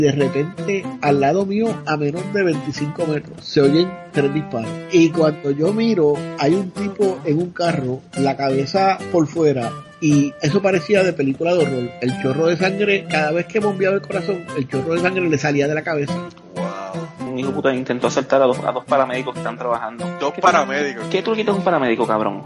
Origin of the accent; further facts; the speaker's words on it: San Sebastián, Puerto Rico; also born or lived in Mayagüez; desde mi pueblo en San Sebastián